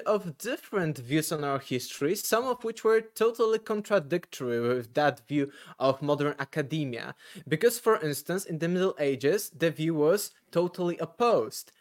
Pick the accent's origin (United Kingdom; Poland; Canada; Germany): Poland; English is a second language; I am selling a lot of those books here in Poland, because I'm from Poland.